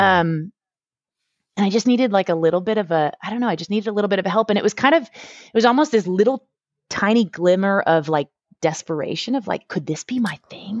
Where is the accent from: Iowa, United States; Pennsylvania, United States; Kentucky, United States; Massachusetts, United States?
Massachusetts, United States; Boston; moved away as an adult; now in Houston, United States; I grew up, um, in the Northeast, in Boston